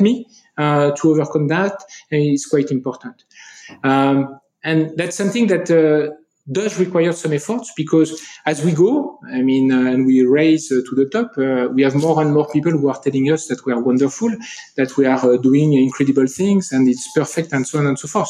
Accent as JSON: {"language": "English", "country": "France", "accent": "French", "second_language": "English", "said": "if you listen to me you'll get my french accent"}